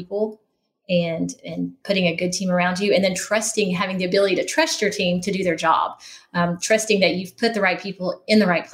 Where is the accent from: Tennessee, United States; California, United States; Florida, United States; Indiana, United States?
Tennessee, United States; outside of Knoxville; I grew up outside of Knoxville